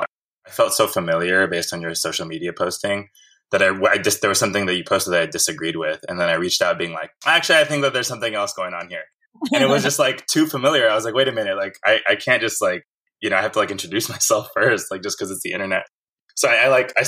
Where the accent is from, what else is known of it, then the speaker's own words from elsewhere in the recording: Fresno, California, United States; now in Berkeley, United States; I was actually born and raised in Fresno in the Central Valley